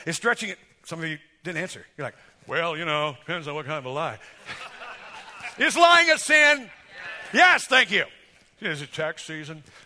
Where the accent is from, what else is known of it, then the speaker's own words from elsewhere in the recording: United States; I'm an American, I believe in God.